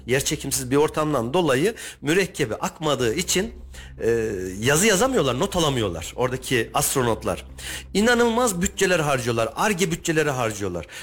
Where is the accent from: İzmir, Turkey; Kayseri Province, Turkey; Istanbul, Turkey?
Kayseri Province, Turkey; Argıncık; E ben Argıncıklıyım. Argıncık tarafını biliyorum.